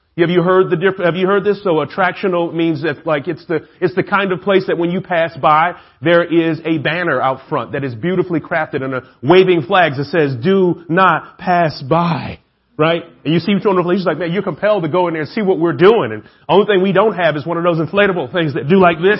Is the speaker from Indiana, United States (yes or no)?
no; Atlanta, Georgia, United States; I'm the only guy from Atlanta